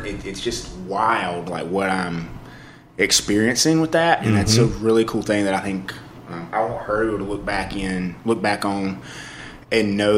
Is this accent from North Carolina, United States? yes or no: yes; Eastern North Carolina, United States; now in Winston-Salem, United States; I grew up in East North Carolina, like on a farm